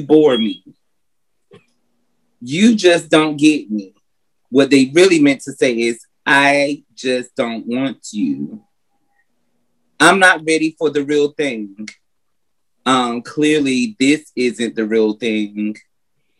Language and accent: English; North Carolina, United States; now in Atlanta, United States; I'm originally from North Carolina, but I reside in Atlanta, Georgia